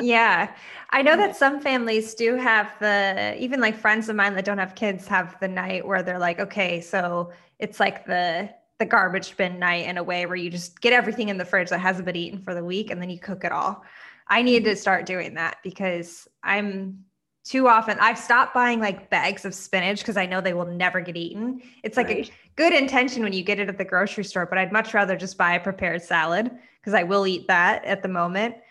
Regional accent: Midwest, United States; I grew up in the Midwest

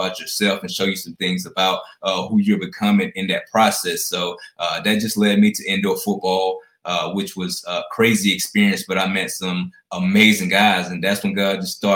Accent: Alexander City, Alabama, United States; I'm originally from Alexander City, Alabama

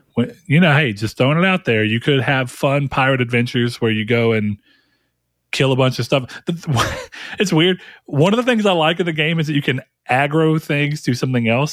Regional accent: the South, United States; I'm from the South

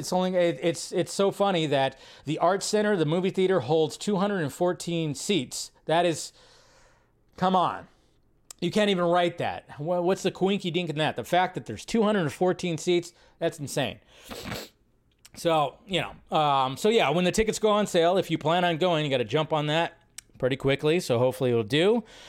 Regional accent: Los Angeles, California, United States; Diablo talks just like all the heads I grew up with in South Central.

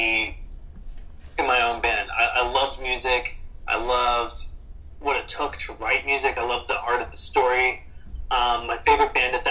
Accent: Martinsburg, West Virginia, United States; I grew up in Martinsburg, West Virginia, which is in the Eastern Panhandle

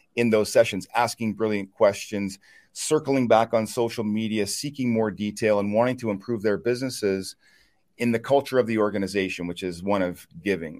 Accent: Chipman, New Brunswick, Canada; I'm from a small town in eastern Canada, a little town called Chipman, New Brunswick, uh, about 1,500 people

